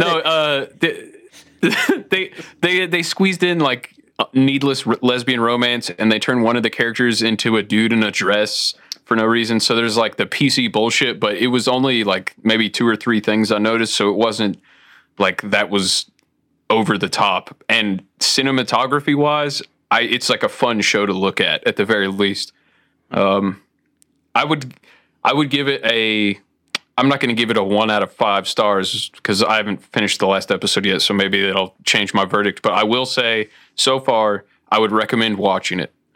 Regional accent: Toledo, Ohio, United States; moved away; I grew up in Toledo, uh, close to the Great Lakes

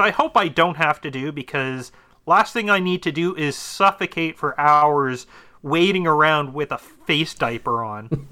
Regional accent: Ontario, Canada; I'm from Ontario. I'm not from Alberta

